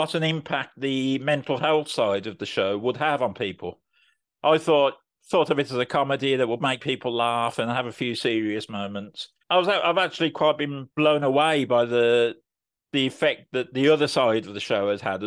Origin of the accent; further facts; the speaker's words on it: Birmingham, West Midlands, United Kingdom; moved away as an adult; now in Swindon, United Kingdom; I'm a Brummie who unfortunately had to move away from Birmingham for work. I currently live in Swindon in Wiltshire